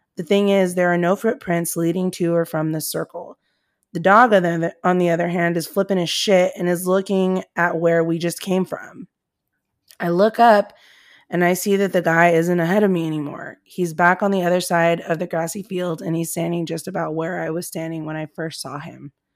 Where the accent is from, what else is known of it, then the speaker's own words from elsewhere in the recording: Comstock, United States; where I grew up in Comstock